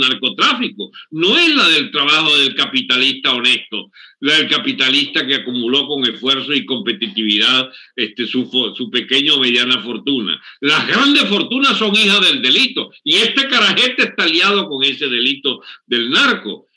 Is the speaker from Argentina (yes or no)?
no; Venezuela